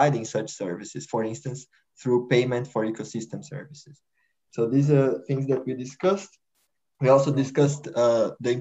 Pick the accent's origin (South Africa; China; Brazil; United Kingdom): Brazil; moved away as an adult; now in Netherlands; I am a researcher at Wageningen University, but I'm originally from Brazil